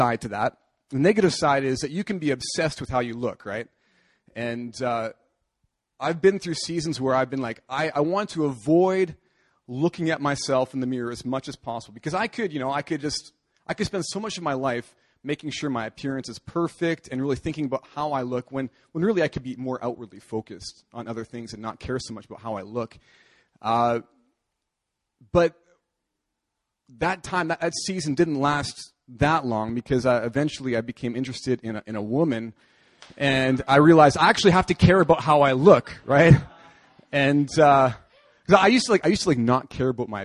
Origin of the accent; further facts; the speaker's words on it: Canada; moved away as an adult; now in South Korea; I'm going back to my home country. I'm from Canada